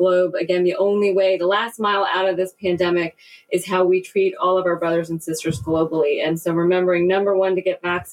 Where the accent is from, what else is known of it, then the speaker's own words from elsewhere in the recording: India; I am from India